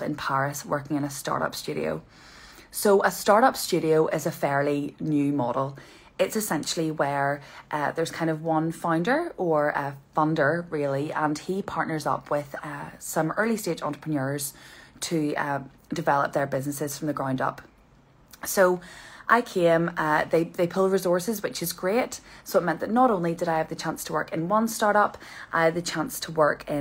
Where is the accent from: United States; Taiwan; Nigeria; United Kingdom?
United Kingdom; Portstewart, Northern Ireland; I'm from Port Stewart originally, and I've worked in my family business most of my life